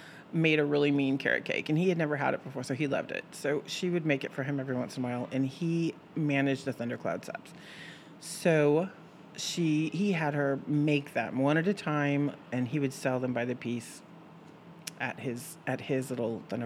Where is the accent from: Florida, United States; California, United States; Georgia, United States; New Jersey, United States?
California, United States; moved away as an adult; also born or lived in Austin, Texas; now in Lexington, United States; I'm from California, which I'm probably not supposed to say, but I lived there for 29 years